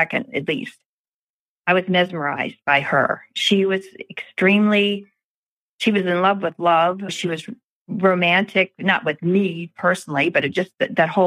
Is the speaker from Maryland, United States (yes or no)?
yes; Baltimore, Maryland, United States; I grew up in Pimlico